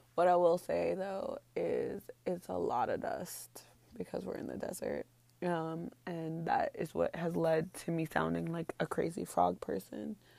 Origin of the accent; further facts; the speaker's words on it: New York, United States; moved away as an adult; now in Saudi Arabia; I'm from New York, so, like, it was really small for me